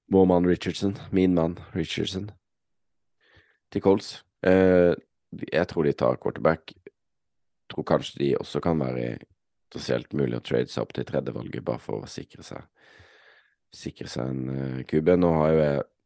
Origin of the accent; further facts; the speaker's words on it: Norway; sitter her hjemme i Norge